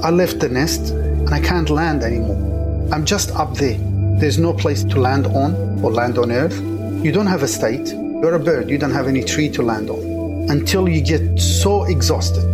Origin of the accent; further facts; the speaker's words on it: Kurdish from Iraq, Kurdistan Region, Iraq; now in Sydney, Australia; I'm originally Kurdish from Iraq